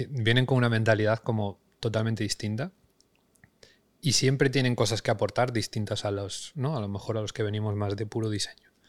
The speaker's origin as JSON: {"language": "Spanish", "region": "Galicia", "country": "Spain", "tie": "born or raised there", "also_born_or_lived": "Madrid", "moved": "yes", "lives_now": "Barcelona, Spain", "said": "nacido en Galicia, aunque ahora fincado en Barcelona, aunque antes de esto he pasado 10 años en Madrid"}